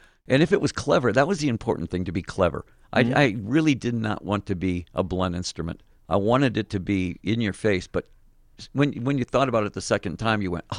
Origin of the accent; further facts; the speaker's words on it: Detroit, Michigan, United States; born there; You know, I was born in Detroit, so there's a certain amount of, I cannot ever imagine going on stage without at least two guitars at full blast.